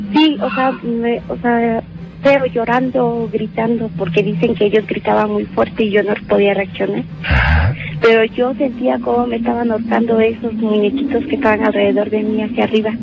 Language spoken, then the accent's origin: Spanish; Guerrero, Mexico; moved away; also born or lived in Mexico City; Yo soy del estado de Guerrero